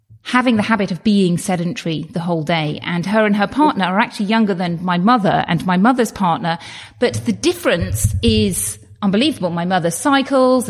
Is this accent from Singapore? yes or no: no; United Kingdom; as a British person, we don't get health bills in the same way as you do in the United States